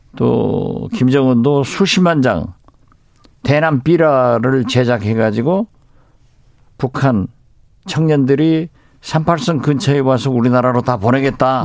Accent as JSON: {"language": "Korean", "town": "Jindo", "region": "South Jeolla", "country": "South Korea", "tie": "born or raised there", "moved": "yes", "said": "저희 고향 진도에서 자고"}